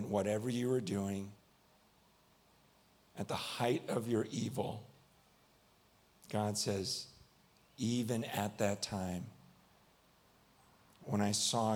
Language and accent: English; United States; I'm from America. So I say, yeah, not yah.